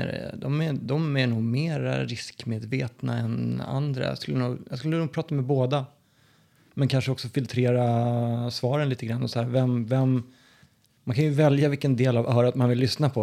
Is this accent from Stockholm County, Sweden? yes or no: yes; Sollentuna, Stockholm County, Sweden; moved away as an adult; now in Skien, Norway; uppvuxen i norra delen av Stockholm som heter Sollentuna.